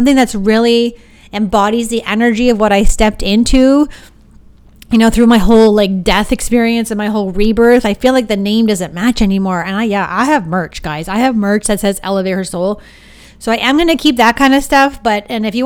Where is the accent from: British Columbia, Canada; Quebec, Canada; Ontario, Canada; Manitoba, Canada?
Ontario, Canada; Sarnia; we're from Sarnia